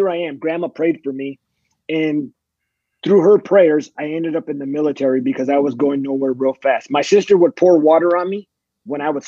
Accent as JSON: {"language": "English", "region": "California", "country": "United States", "tie": "born or raised there", "also_born_or_lived": "Fort Bragg, North Carolina / Fort Hood, Texas", "moved": "as an adult", "said": "I grew up in California"}